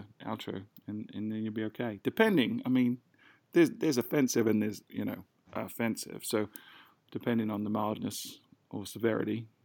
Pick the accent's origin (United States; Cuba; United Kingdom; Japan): United Kingdom; I'm British